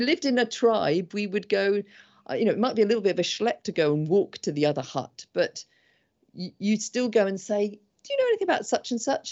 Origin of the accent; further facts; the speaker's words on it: England, United Kingdom; I'm English